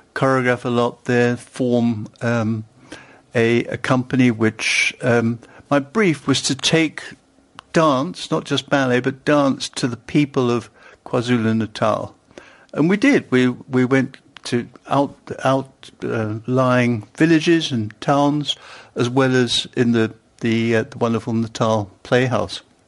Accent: London, United Kingdom; moved away as an adult; also born or lived in Stuttgart; I was born in London.

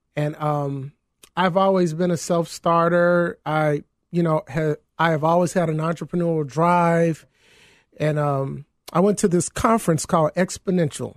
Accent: Mississippi, United States; now in Chicago, United States; my home state, Mississippi

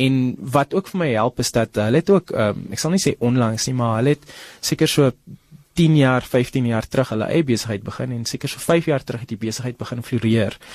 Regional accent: Paarl, Western Cape, South Africa; moved away as an adult; now in Gauteng, South Africa; ek is in die Parel gebore. Ek kom van die Parel af

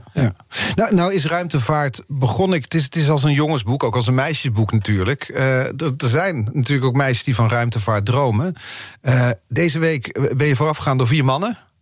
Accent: Netherlands; Wij als Nederlanders

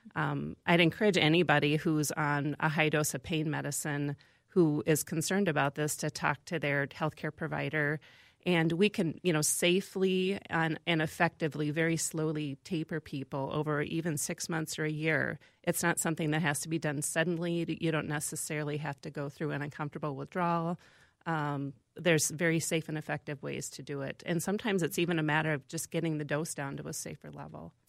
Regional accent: Van Horne, Iowa, United States; moved away; I grew up in a small town in Iowa, uh, Van Horn, Iowa

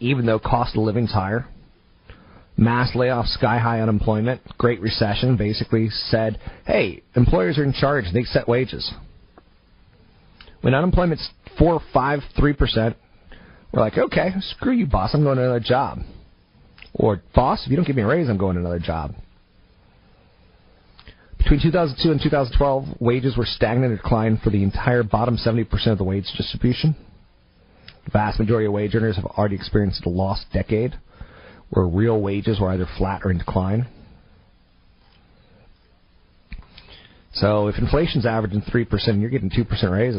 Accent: California, United States; California, my home state

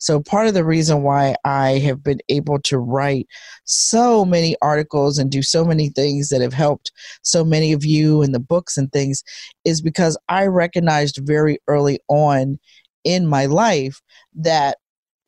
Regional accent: Pittsburgh, Pennsylvania, United States; moved away as an adult; now in Philadelphia, United States; My hometown is Pittsburgh, Pennsylvania

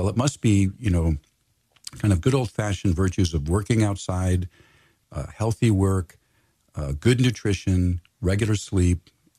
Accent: California, United States; as a Californian, he's especially close to my heart and a very, very famous person here.

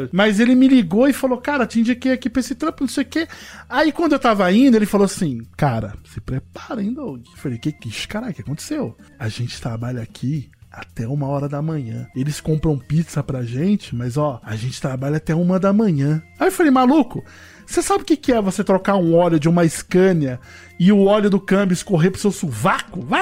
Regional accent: Rio de Janeiro, Brazil; A gente vem lá do Rio de Janeiro e a galera não apronta os bagulhos, né?

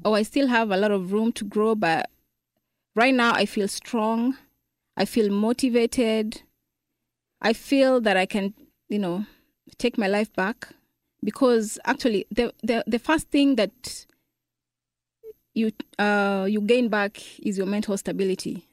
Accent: Kenya; moved away as an adult; now in Dallas, United States; I'm from Kenya.

